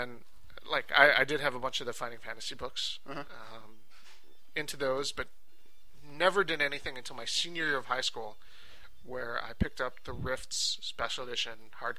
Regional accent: the South, United States; I'm from the South, and I don't have an accent.

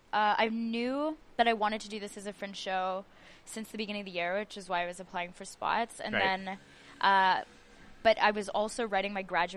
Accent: Edmonton, Alberta, Canada; moved away as an adult; now in Montreal, Canada; I'm from Edmonton, and I moved here to do the playwriting program at the National Theatre School of Canada.

